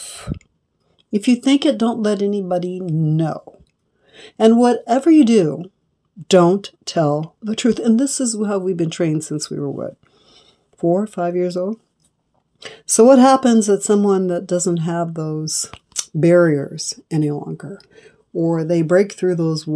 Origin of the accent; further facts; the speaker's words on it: Los Angeles, California, United States; I'm from Los Angeles, not too far from Compton